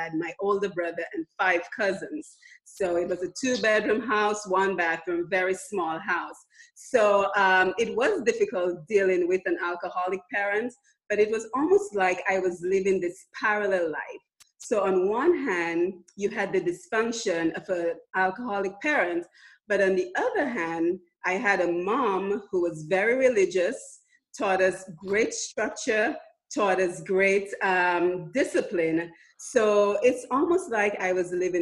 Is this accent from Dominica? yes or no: yes; Dominica; accent: foreign accent; now in United States; I'm originally from the island of Dominica, and I've been here in the U.S. for about 24 years now, but I was born and raised in Dominica.